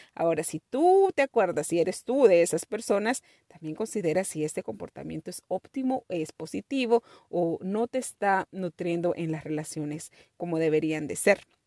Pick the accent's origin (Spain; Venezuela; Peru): Peru; Nuestra cultura, mi cultura, mi familia está basada en todo lo que es la comida y una comida deliciosa. Somos de Perú